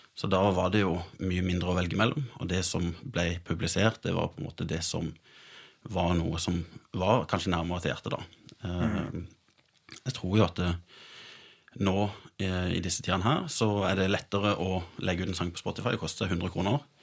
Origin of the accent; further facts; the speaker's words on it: Sørlandet, Norway; Jeg er sørlending